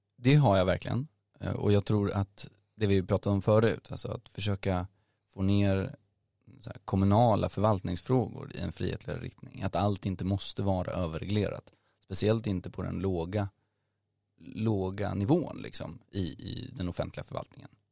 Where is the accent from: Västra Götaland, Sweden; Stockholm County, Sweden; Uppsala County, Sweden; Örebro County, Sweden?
Stockholm County, Sweden; Nacka; jag är från Stockholm, eh, född i Stockholms stad, eh, men uppvuxen i Nacka framförallt, där jag bor nu också